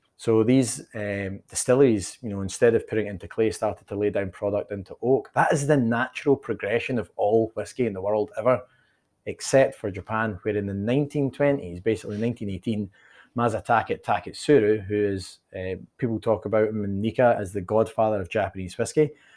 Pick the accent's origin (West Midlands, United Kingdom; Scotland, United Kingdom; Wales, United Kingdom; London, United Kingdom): Scotland, United Kingdom; Dumbarton; moved away as an adult; now in United States; I grew up in a town called Dumbarton